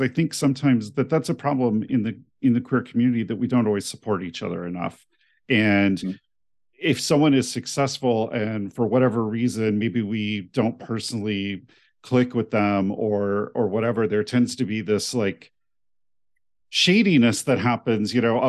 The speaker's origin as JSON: {"language": "English", "region": "New Mexico", "country": "United States", "tie": "born or raised there", "also_born_or_lived": "overseas", "lives_now": "Ohio, United States", "said": "Cause you know, my mom is from Indiana, but I'm not from Ohio. You know, I grew up all over, you know, overseas and out in New Mexico."}